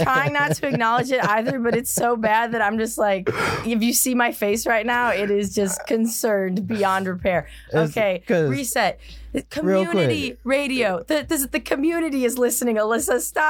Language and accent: English; outside Chicago, Illinois, United States; moved away